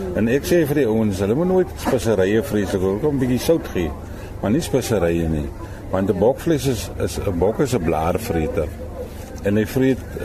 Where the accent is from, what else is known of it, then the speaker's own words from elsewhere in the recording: Cederberg, Western Cape, South Africa; moved away as an adult; now in Nieuwoudtville, South Africa; ek kom oorspronklik van Tem Willem af van die Cederberge geboer